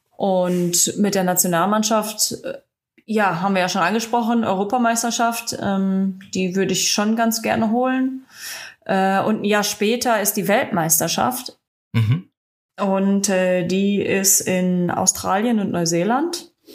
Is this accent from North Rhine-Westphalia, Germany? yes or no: yes; the Ruhr, North Rhine-Westphalia, Germany; komme aus dem Pott, also da habe ich nicht so viele Möglichkeiten